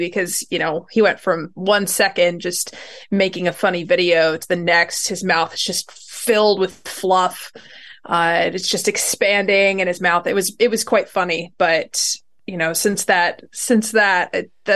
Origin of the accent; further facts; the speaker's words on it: Northeastern Pennsylvania, United States; I grew up in Pennsylvania